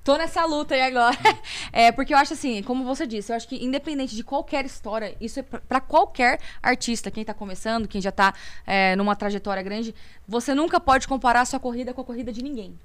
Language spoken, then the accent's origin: Portuguese; Campinas, São Paulo, Brazil; also born or lived in Amparo; now in Indaiatuba, Brazil; nasci em Campinas, morei alguns anos em Amparo, depois de um dia Aí aí voltei para Campinas